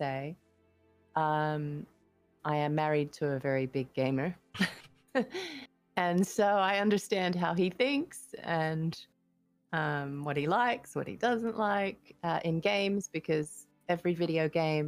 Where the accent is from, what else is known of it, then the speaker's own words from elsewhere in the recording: Adelaide, South Australia, Australia; moved away; I am from Australia, was born in Adelaide